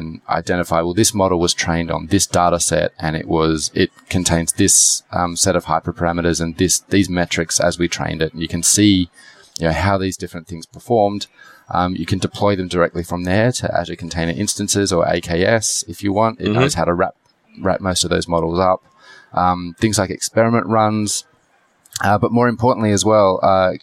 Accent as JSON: {"language": "English", "country": "Australia", "said": "I come from Australia."}